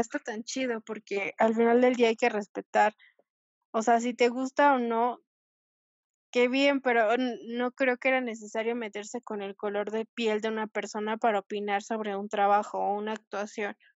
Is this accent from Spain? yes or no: no; Mexico; soy mexicana